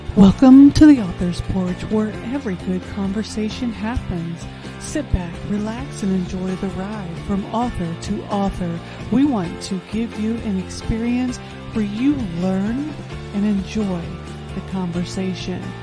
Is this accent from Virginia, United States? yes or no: no; Indianapolis, Indiana, United States; moved away as an adult; now in Texas, United States; I'm originally from Indianapolis, Indiana